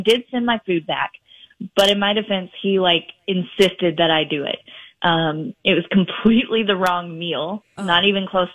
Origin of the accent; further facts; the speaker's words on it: Minneapolis, Minnesota, United States; Minneapolis. So that's my hometown